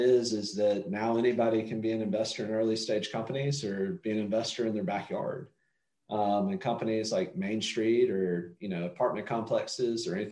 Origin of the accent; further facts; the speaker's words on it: North Carolina, United States; North Carolina, my home state